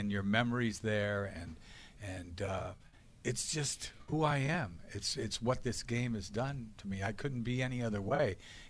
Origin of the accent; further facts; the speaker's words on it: Boston, Massachusetts, United States; I'm a New Englander. You know what I mean? I'm a Bostonian.